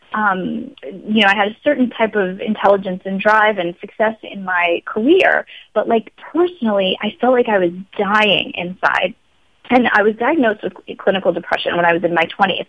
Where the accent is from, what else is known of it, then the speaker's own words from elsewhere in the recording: Long Island, New York, United States; moved away as an adult; also born or lived in Los Angeles, California; I grew up in Long Island